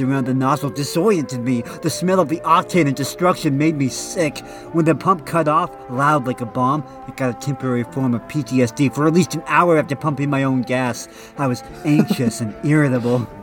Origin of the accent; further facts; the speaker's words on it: Oregon, United States; I'm from Oregon